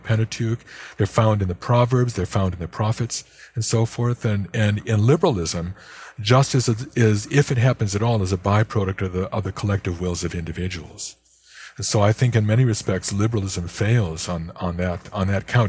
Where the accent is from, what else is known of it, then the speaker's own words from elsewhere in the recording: Chicago, Illinois, United States; my hometown of Chicago